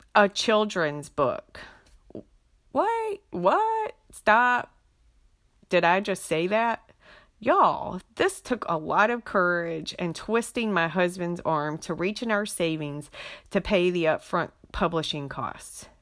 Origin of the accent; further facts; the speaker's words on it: Beaufort County, North Carolina Inner Banks, United States; also born or lived in Wilmington, North Carolina; now in Fayetteville, United States; I was born and raised in Beaufort County